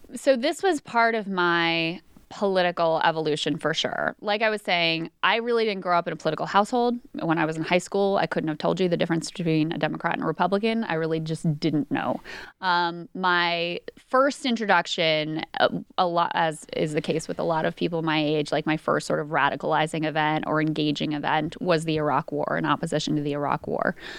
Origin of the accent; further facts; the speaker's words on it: King George County, Virginia, United States; I was born and raised in King George County, Virginia